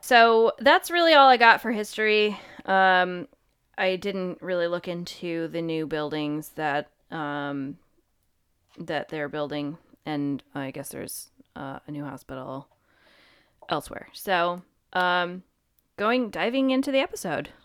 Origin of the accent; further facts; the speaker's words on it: Connecticut, United States; we're from Connecticut